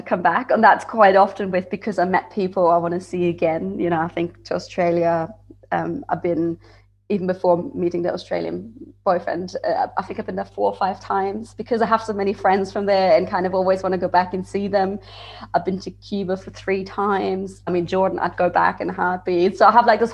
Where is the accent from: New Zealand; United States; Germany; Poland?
Germany; Frankfurt, Hesse; moved away as an adult; also born or lived in Bavaria; I'm from Frankfurt originally, so I didn't even drink beer. But then I moved to Bavaria for studying